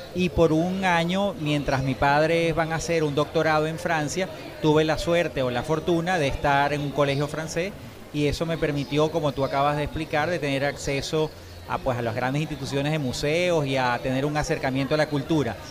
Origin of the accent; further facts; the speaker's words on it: Venezuela; a pesar de ser, como te digo, sangre italiana, decir yo soy venezolano